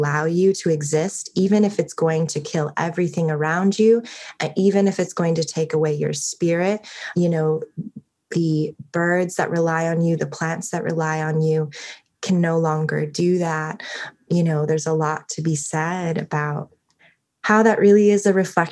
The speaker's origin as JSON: {"language": "English", "town": "Everett", "region": "Washington", "country": "United States", "tie": "born or raised there", "said": "I'm originally from Everett, Washington, which is like 20 miles north of Seattle"}